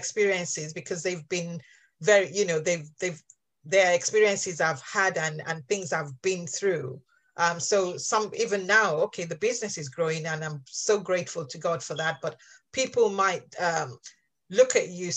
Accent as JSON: {"language": "English", "country": "Nigeria", "tie": "born or raised there", "moved": "as an adult", "lives_now": "England, United Kingdom", "said": "I actually grew up, my first 18 years were spent in Nigeria"}